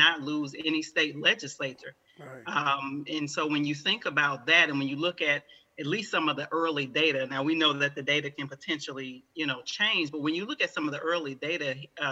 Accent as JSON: {"language": "English", "region": "Alabama", "country": "United States", "tie": "born or raised there", "said": "I was raised in the South in Alabama"}